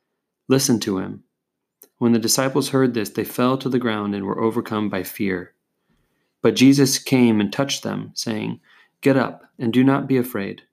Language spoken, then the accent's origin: English; California, United States; moved away; I'm from California, and so when I look out, I'm used to seeing mountains